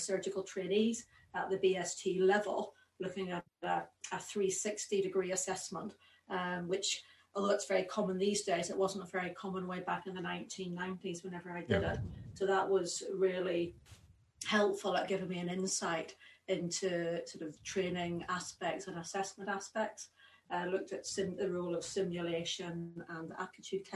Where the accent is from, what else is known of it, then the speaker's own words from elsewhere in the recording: Belfast, Northern Ireland, United Kingdom; also born or lived in Oxford; now in Edinburgh, United Kingdom; I grew up in Belfast